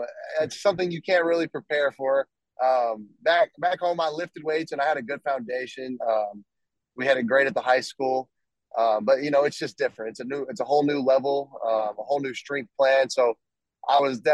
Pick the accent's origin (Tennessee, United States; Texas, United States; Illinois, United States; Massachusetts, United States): Texas, United States; Amarillo; moved away as an adult; I'm from Amarillo, Texas